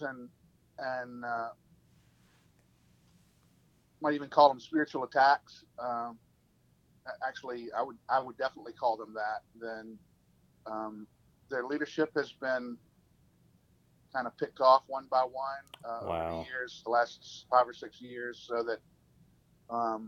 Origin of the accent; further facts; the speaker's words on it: Columbia, South Carolina, United States; moved away as an adult; now in West Tennessee, United States; I'm from Columbia, South Carolina